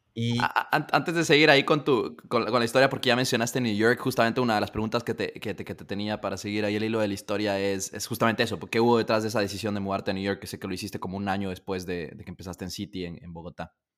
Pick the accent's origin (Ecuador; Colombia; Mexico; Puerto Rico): Ecuador; Ecuador, de donde yo soy